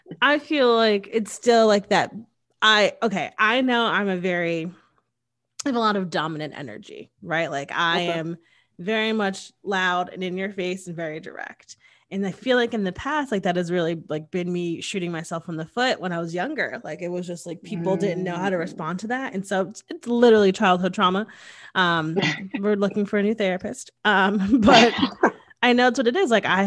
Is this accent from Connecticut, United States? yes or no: yes; Connecticut, United States